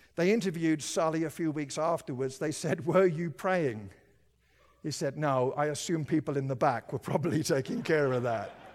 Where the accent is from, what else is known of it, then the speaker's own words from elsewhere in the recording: United Kingdom; now in Colorado, United States; I lived in Britain